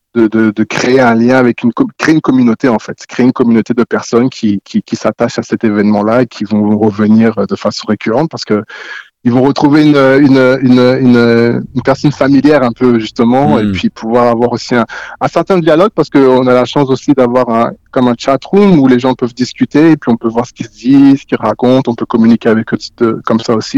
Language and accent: French; Haute-Savoie, Auvergne-Rhône-Alpes, France; moved away as an adult; also born or lived in Guinea / Montreal, Canada; now in Toronto, Canada; j'ai grandi, j'ai grandi en France, euh, en Haute-Savoie, et, euh, d'origine guinéenne, donc, euh, Guinée-Conakry.